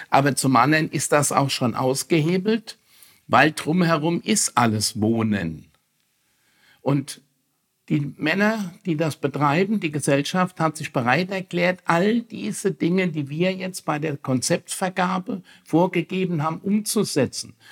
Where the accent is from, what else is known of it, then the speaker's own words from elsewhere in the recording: Bad Kreuznach, Rhineland-Palatinate, Germany; zu Bad Kreuznach, zu unserer Kurstadt, zu meiner Heimatstadt